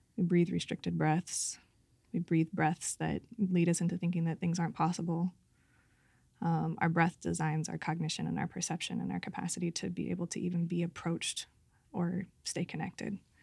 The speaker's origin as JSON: {"language": "English", "town": "Santa Cruz", "region": "California", "country": "United States", "tie": "born or raised there", "said": "my hometown of Santa Cruz."}